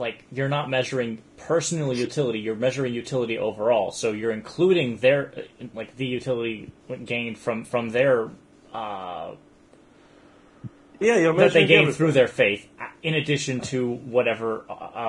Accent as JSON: {"language": "English", "country": "Canada", "said": "I live in Canada"}